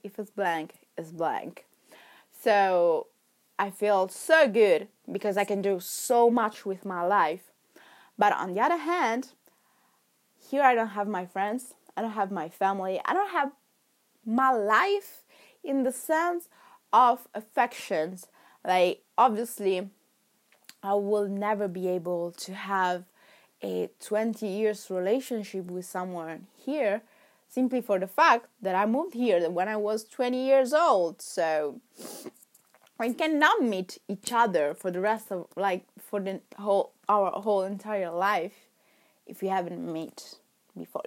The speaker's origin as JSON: {"language": "English", "town": "Milan", "region": "Lombardy", "country": "Italy", "first_language": "Italian", "second_language": "English", "moved": "as an adult", "lives_now": "England", "said": "I came from Milan"}